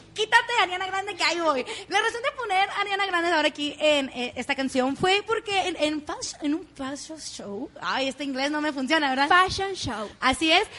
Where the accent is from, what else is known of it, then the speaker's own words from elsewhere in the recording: Mexico; así somos los mexicanos